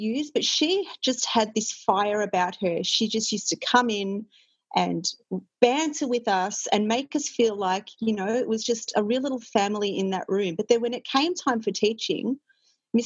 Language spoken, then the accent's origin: English; Melbourne, Victoria, Australia; I grew up in the northern suburbs